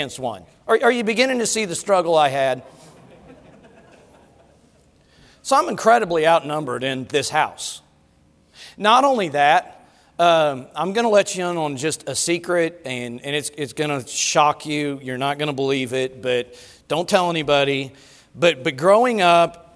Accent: Colorado, United States; growing up in Colorado, we rode the bus to school every day

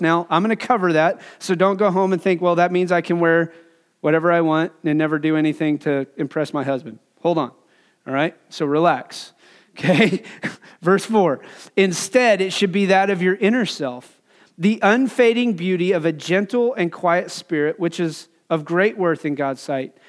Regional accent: Wyoming, United States; moved away; growing up in Wyoming

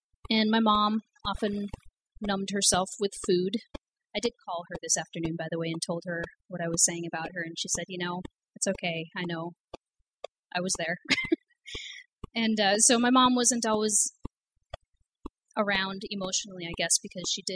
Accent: Cedarburg, Wisconsin, United States; I grew up in Cedarburg, Wisconsin, a small town

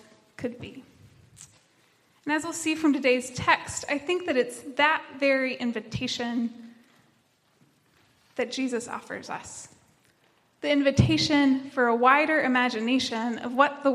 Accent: Tennessee, United States; now in North Carolina, United States; I am from Tennessee, not from around here

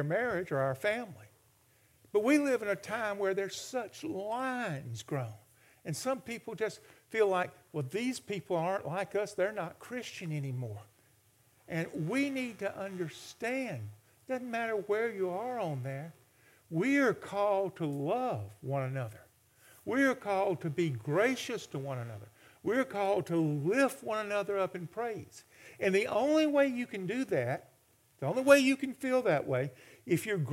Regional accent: Alabama, United States; My father was, in the 1950s and early 60s, the Democratic chairman for state of Alabama. And so politics were a big part of our life.

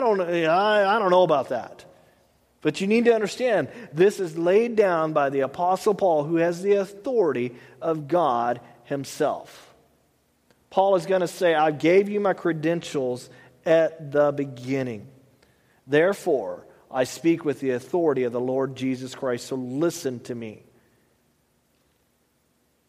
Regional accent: Texas, United States; I'm a Texan

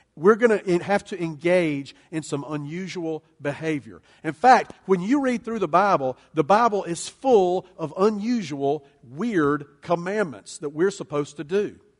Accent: United States; we as American Christians, American followers of Jesus, American church people

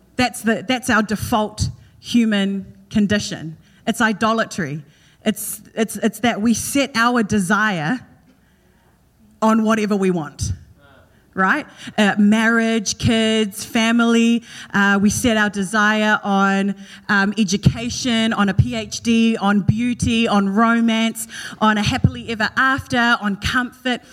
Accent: New Zealand; moved away; In Kiwi, we just say Esther

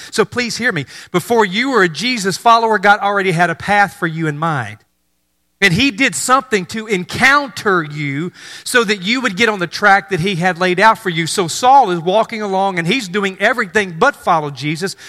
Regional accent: North Mississippi, United States; moved away; I grew up in North Mississippi

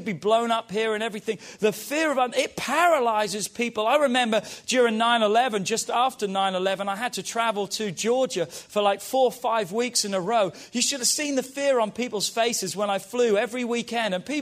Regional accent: England, United Kingdom; moved away; We grew up in England

